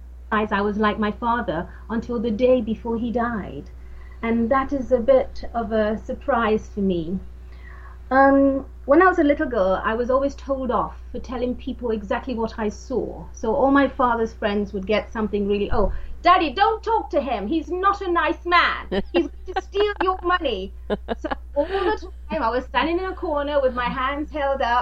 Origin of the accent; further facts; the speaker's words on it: Nigeria; moved away; also born or lived in London; I was born in London and then taken back home to Africa, to Nigeria